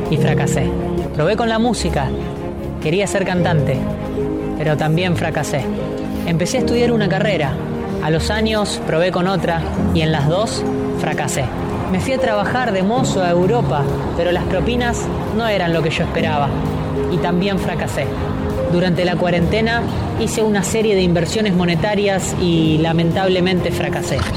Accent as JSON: {"language": "Spanish", "town": "Rosario", "region": "Santa Fe", "country": "Argentina", "tie": "born or raised there", "said": "Nací y me crié en Rosario, como vos, si es que naciste y te criaste en Rosario."}